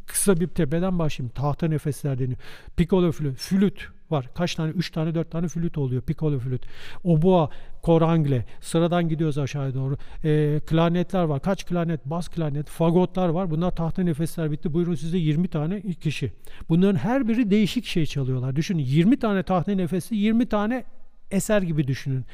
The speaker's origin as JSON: {"language": "Turkish", "region": "Istanbul", "country": "Turkey", "tie": "born or raised there", "moved": "as an adult", "lives_now": "Germany", "said": "ben Boğaz'dan geliyorum. Beykoz, Beykozluyum, İstanbulluyum."}